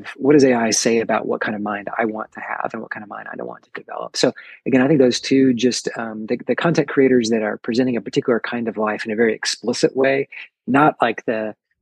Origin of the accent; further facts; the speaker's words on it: the South, United States; down in the South, we use the word y'all